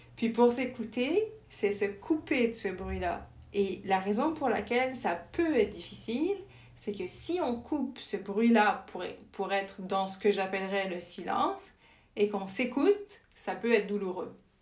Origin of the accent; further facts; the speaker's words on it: France; moved away as an adult; also born or lived in Winnipeg, Canada / Germany / Senegal; now in Montreal, Canada; je suis née en France et grandie en France